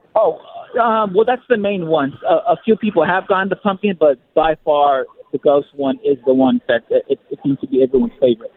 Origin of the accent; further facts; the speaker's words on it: Southern California, United States; moved away as an adult; I'm from Southern California